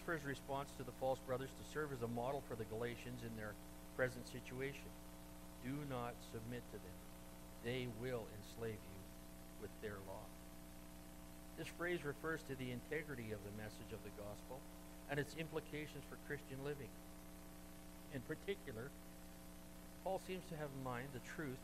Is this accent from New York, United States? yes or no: no; Cajun, Louisiana, United States; I'm a Cajun